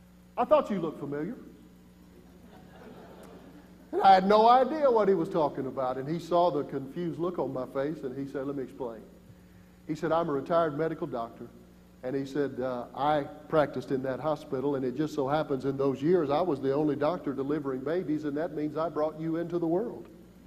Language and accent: English; Booneville, Mississippi, United States; born there; I was born in Boonville, Mississippi. The closest hospital at the time to Mickey was Boonville, Mississippi, and that's where I came into the world.